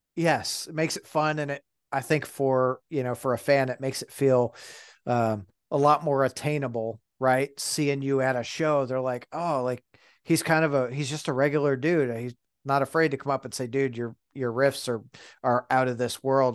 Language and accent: English; Detroit, Michigan, United States; moved away; I grew up in Detroit.